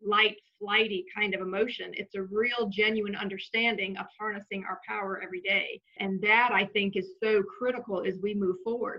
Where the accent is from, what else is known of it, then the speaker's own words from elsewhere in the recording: the South, United States; I was raised pretty much in the South